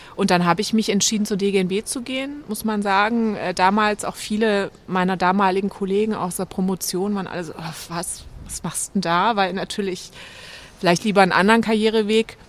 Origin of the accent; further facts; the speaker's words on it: Böblingen, Baden-Württemberg, Germany; also born or lived in Giessen; ich bin aufgewachsen bei Stuttgart in Böblingen, also 20 Kilometer von Stuttgart entfernt